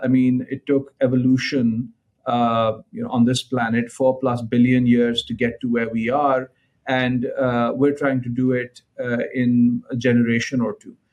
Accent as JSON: {"language": "English", "town": "Lahore", "region": "Punjab", "country": "Pakistan", "tie": "born or raised there", "said": "I was born in Lahore, Pakistan"}